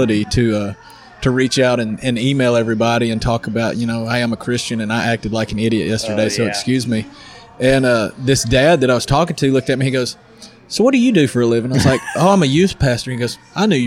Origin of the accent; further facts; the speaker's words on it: El Dorado, Arkansas, United States; also born or lived in Louisiana; now in Wynne, United States; I'm from El Dorado originally, but I live in Wynn, Arkansas